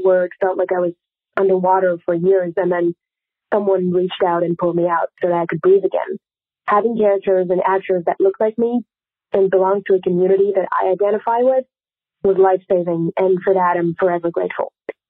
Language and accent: English; Switzerland; Hey, Lisa. Hey, Kate. … I'm from Switzerland.